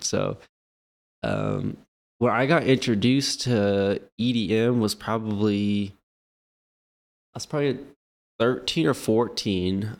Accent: Lawrence, Kansas, United States; now in Kansas City, United States; I'm actually from Lawrence

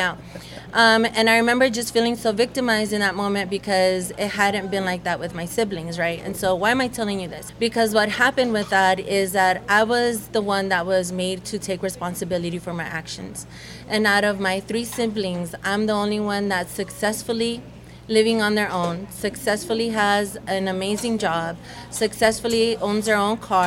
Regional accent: United States; English is a second language; also born or lived in El Salvador; I came back, didn't know the language

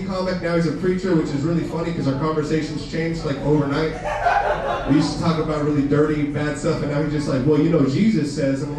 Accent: Pleasanton, California, United States; I grew up in Pleasanton

